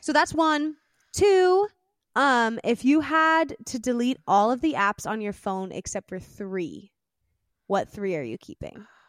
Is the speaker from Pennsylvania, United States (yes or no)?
yes; Pennsylvania, United States; I was born in Pennsylvania, in the United States.